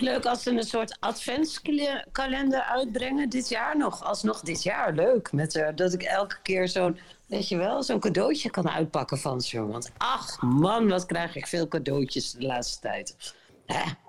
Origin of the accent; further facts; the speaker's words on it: Groningen, Netherlands; ik kom uit Groningen